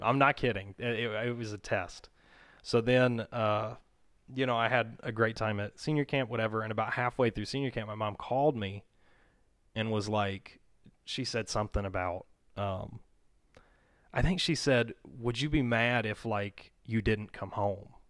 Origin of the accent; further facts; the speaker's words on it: Mississippi, United States; moved away; I grew up in Mississippi. And my family moved here in two thousand nine.